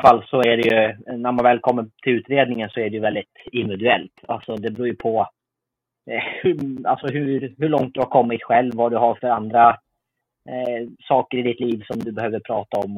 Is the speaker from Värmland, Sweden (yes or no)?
no; Uppsala, Uppsala County, Sweden; i Uppsala där jag är född och uppvuxen